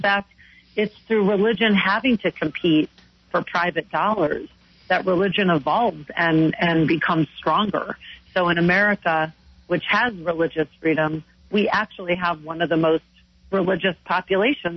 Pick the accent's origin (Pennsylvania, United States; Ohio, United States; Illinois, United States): Illinois, United States; Chicago; from my hometown in Chicago